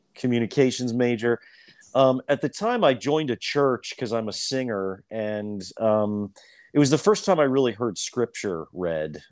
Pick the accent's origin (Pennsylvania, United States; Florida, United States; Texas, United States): Pennsylvania, United States; Lancaster; moved away as an adult; also born or lived in New York; I grew up in Lancaster. Um, I grew up in the, the city